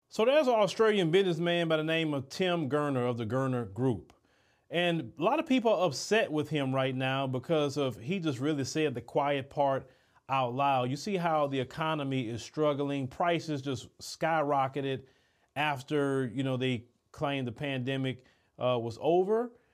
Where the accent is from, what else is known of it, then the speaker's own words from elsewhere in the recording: United States; As an American